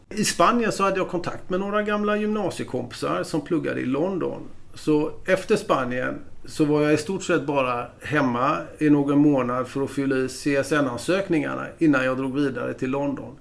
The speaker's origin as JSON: {"language": "Swedish", "town": "Gothenburg", "region": "Västra Götaland", "country": "Sweden", "tie": "born or raised there", "moved": "as an adult", "lives_now": "Stockholm, Sweden"}